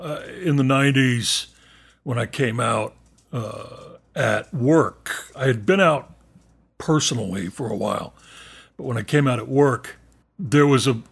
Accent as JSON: {"language": "English", "town": "Roswell", "region": "New Mexico", "country": "United States", "tie": "born or raised there", "also_born_or_lived": "Texas", "said": "And then when I was a kid, we moved to southeastern New Mexico. I lived in Roswell."}